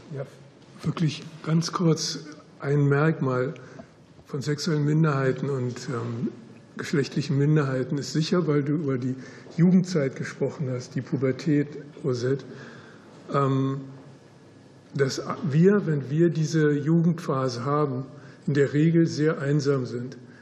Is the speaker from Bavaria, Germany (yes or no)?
no; Berlin, Germany; moved away as an adult; also born or lived in United States / Netherlands; ich bin mit 18 Jahren aus Berlin damals weggegangen nach Amerika